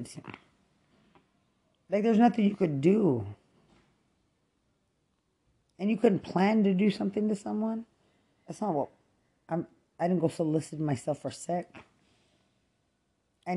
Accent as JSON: {"language": "English", "town": "Lubbock", "region": "Texas", "country": "United States", "also_born_or_lived": "San Antonio, Texas", "moved": "yes", "said": "I'm not from Bexar County. I'm from Lubbock, Texas"}